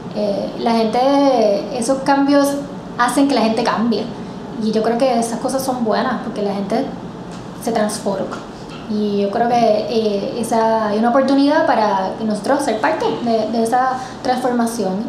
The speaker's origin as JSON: {"language": "Spanish", "country": "Puerto Rico"}